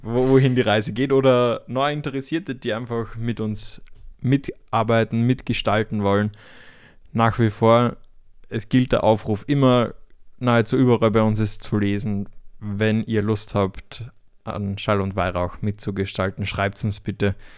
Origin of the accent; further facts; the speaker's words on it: Austria; moved away; nach Österreich, nochmal in die Heimat